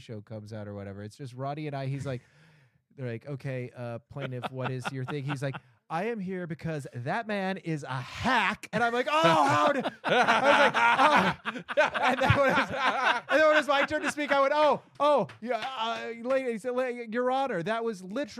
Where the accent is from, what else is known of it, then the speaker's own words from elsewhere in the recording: Boston, Massachusetts, United States; accent: Boston; I am from Boston. I have a pretty good accent.